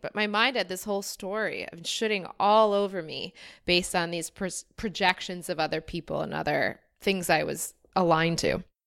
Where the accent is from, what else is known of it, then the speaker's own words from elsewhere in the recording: United States; moved away as an adult; now in Cape Town, South Africa; feeling more from America than still American